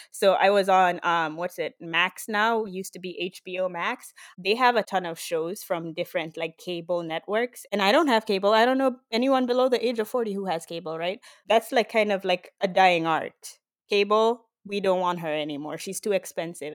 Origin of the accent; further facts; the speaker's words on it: Nairobi, Kenya; moved away as an adult; now in Miami, United States; I grew up in Kenya